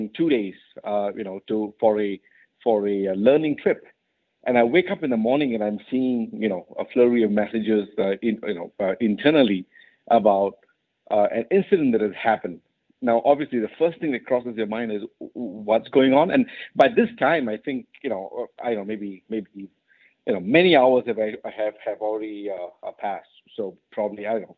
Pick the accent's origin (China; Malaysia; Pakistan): Malaysia; moved away as an adult; also born or lived in United Kingdom / United States; I was born and raised in Malaysia